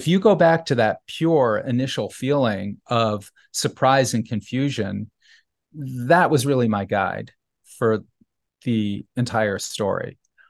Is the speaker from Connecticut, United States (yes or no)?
yes; New Haven, Connecticut, United States; when I was a child growing up in New Haven, you know, some of the things that I was seeing and I didn't understand as a child, but just sensed, had a feeling for, were upsetting.